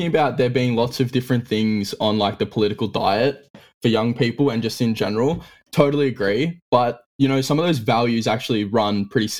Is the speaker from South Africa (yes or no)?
no; Australia; as like Australian Republicans